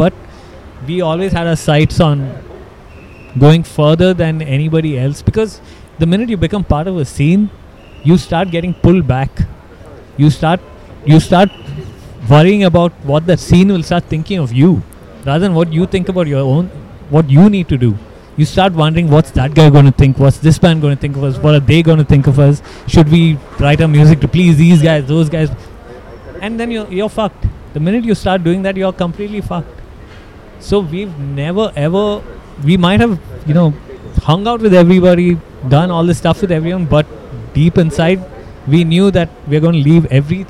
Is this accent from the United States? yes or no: no; Kuwait; now in Bangalore, India; I wasn't even in Bangalore. I grew up in Kuwait, and I came to Bangalore in 97